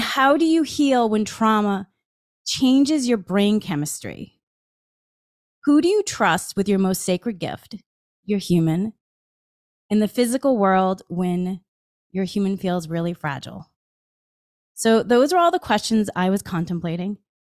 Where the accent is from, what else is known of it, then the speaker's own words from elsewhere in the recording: Massachusetts, United States; I grew up in Massachusetts